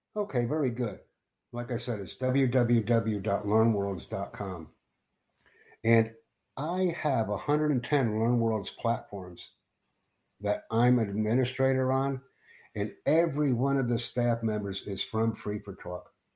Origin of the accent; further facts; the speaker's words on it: United States; also born or lived in New York City; I'm from the United States